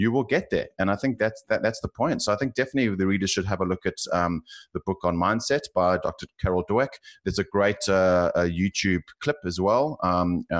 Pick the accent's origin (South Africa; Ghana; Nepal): South Africa; accent: South African; now in Australia; you can probably tell from my accent, I'm South African, living in Australia, and I've lived in three cities